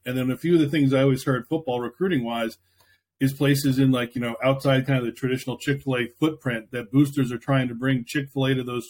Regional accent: New York, United States; moved away as an adult; now in Indianapolis, United States; I'm from New York originally, came out to Indianapolis about 9 years ago.

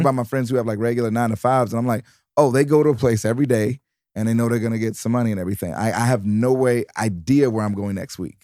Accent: Detroit, Michigan, United States; also born or lived in New York; now in Los Angeles, United States; I was from Detroit, but I was living in New York

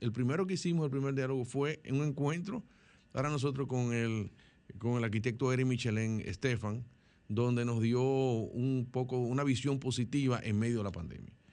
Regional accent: Dominican Republic; como dominicanos

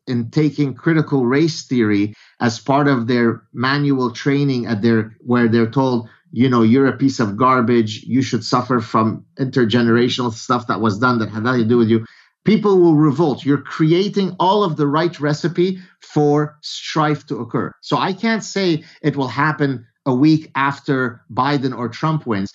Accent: Lebanon; I come from Lebanon

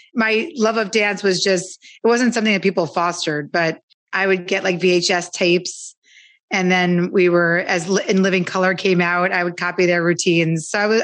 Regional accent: New York City, New York, United States; moved away as an adult; now in Los Angeles, United States; I grew up in the Lower East Side of Manhattan, actually, on Avenue C and 14th Street, if you know New York at all. And now we live in Los Angeles with our three kids.

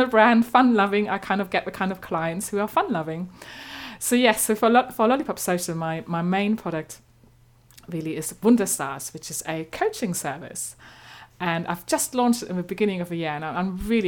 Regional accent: eastern Germany, Germany; accent: slightly German; English is a second language; moved away as an adult; now in London, United Kingdom; I'm originally from Germany, as you might gather by my slightly German accent. But I've lived here a long time

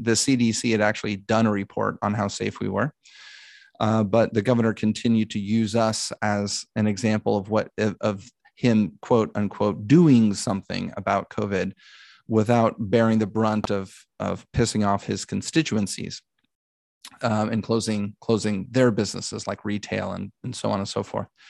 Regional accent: Dallas, Texas, United States; moved away as an adult; now in Los Angeles, United States; I'm from Dallas, Texas, and grew up there

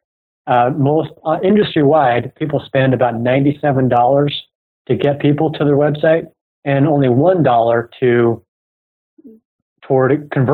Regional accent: United States; accent: American; also born or lived in Silicon Valley; I'm obviously American from my accent

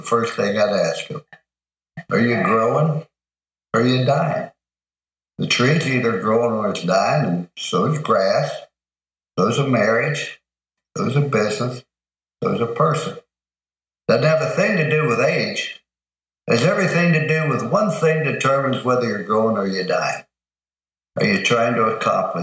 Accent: East Liverpool, Ohio, United States; also born or lived in Follansbee, West Virginia; we're raised in East Liverpool, Ohio. I was born in Fallsview, West Virginia. Those are my two hometown

